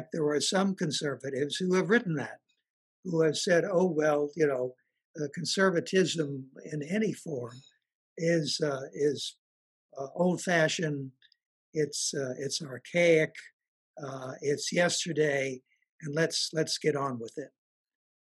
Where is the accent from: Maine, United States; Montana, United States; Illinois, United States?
Illinois, United States; Chicago; also born or lived in Paris; I was born not only in Chicago, but I was born on the south side of Chicago